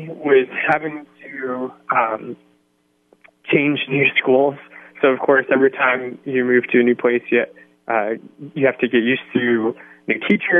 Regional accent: Hawaii, United States; also born or lived in North Carolina / Washington / New Mexico / Illinois; So I was born in North Carolina, and then I moved to Washington State, then to New Mexico, then to Illinois, then to Oklahoma, then to England, and then I moved to Hawaii, which is where I graduated from high school.

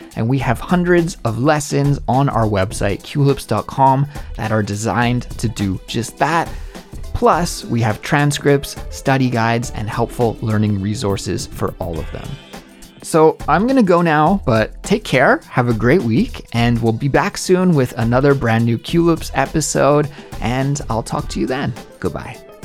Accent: Canada; moved away as an adult; also born or lived in Korea; now in South Korea; my home country in Canada

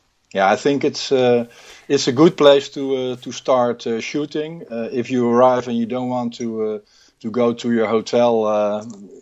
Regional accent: Rotterdam, South Holland, Netherlands; I was born and raised in Rotterdam

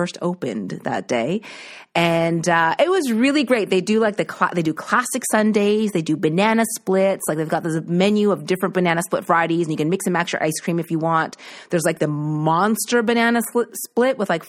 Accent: East Coast, Canada; moved away; my family isn't here because I'm from the East Coast

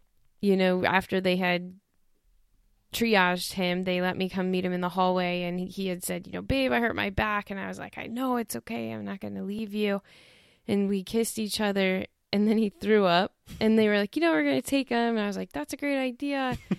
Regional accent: Toledo, Ohio, United States; now in Dayton, United States; I grew up in Toledo and we moved down to Dayton.

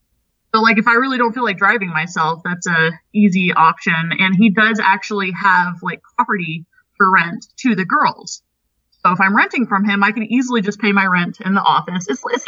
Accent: Houston, Texas, United States; moved away as an adult; I was 19. You know, I came from Houston, Texas. So it was just a huge culture shock.

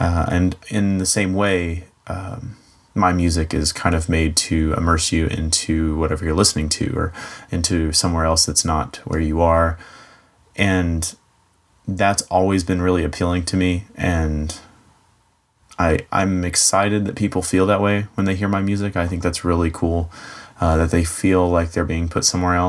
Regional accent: Dunlap, Tennessee, United States; I am from Dunlap, Tennessee. It's a little bit north of Chattanooga, Tennessee, if you know where that is.

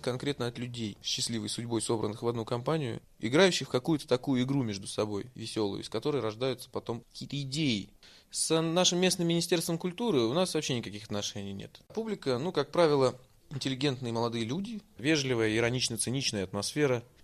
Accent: Kemerovo Oblast, Russia; Этот город я не могу ненавидеть, потому что он мой родной город

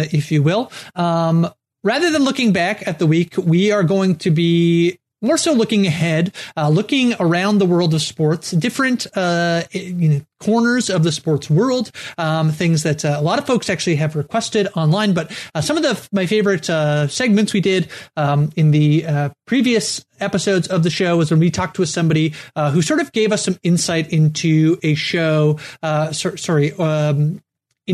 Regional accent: Canada; I'm a Canadian

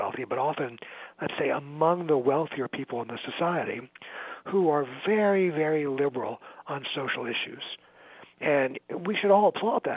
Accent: New York, United States; now in Chicago, United States; I'm from New York, and I sort of follow New York politics, even though I live in Chicago now

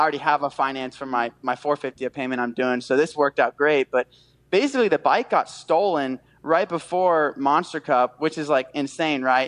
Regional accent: near Daytona International Speedway, Florida, United States; It's my hometown. Like I grew up 20 minutes from yeah. the Speedway

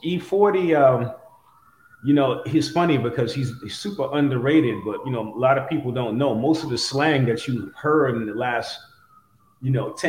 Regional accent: New York City, New York, United States; now in California, United States; I'm from Brooklyn in the 80s

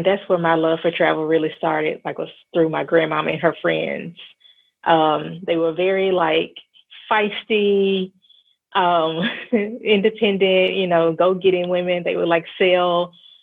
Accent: Memphis, Tennessee, United States; I'm originally from Memphis, Tennessee. I am based in Memphis now

